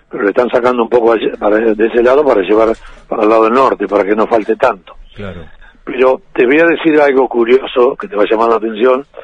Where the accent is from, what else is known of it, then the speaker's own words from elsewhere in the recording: Bolivia; yo soy camionero boliviano y tengo 30.000 litros de gasoil arriba